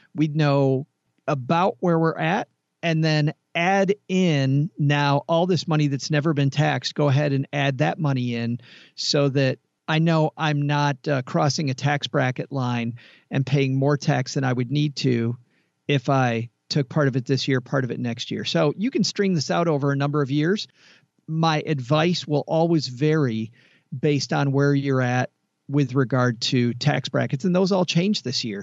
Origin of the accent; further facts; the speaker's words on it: Kalamazoo, Michigan, United States; I am from Kalamazoo, Michigan